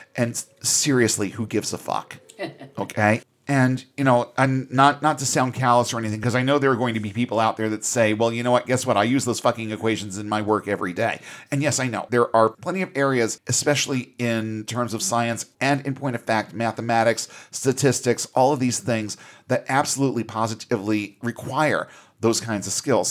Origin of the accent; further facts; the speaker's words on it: United States; as an American employer